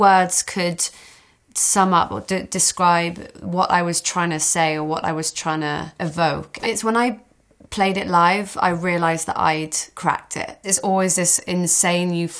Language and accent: English; Hereford, West Midlands, United Kingdom; moved away; I went back to Hereford, back to my hometown